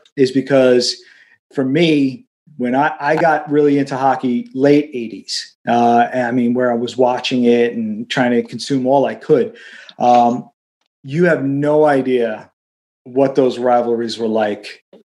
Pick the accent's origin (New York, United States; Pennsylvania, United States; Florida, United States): New York, United States; New York City; I'm a kid from Queens, so kind of grew up, didn't really have any access to roller rinks or whatever.